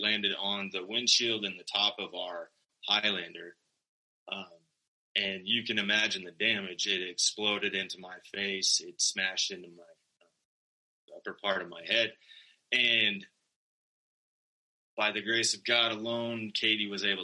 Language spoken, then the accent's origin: English; Sterling, Colorado, United States; also born or lived in Greeley, Colorado / Fort Collins, Colorado; I am proudly a native of Colorado. I was born in Greeley and promptly moved to northeastern Colorado, where I grew up in Sterling.